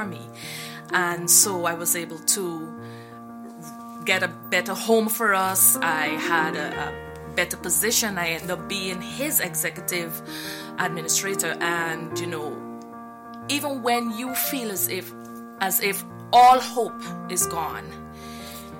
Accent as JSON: {"language": "English", "country": "Guyana", "moved": "yes", "said": "I am from Guyana, South America. I was raised in the church for many years."}